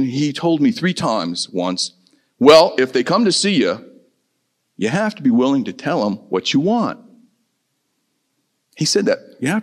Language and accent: English; Midwest, United States; I'm from the Midwest, there's just this basic naivete, okay, about those of us born and raised in the Midwest